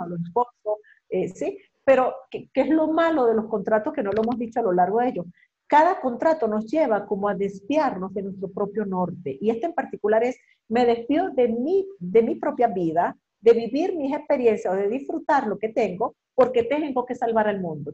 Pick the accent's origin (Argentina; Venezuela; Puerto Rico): Venezuela; now in Mexico; yo estoy aquí en México, que soy venezolana